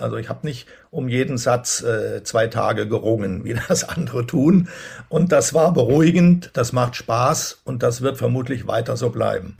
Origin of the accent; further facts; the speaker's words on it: Berlin, Germany; daran hat man sich als Berliner gewöhnt